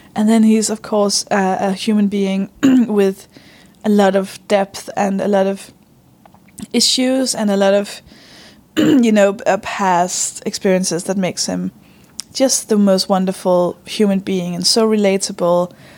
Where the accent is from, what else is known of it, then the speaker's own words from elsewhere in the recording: Denmark; English is a second language; moved away; I'm from Denmark, by the way. I don't speak English